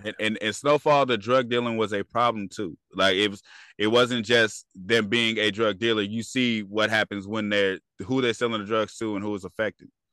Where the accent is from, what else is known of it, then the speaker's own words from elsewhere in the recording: California, United States; I'm from California